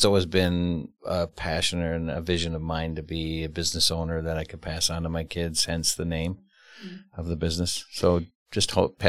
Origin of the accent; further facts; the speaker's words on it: Fond du Lac, Wisconsin, United States; Fond du Lac.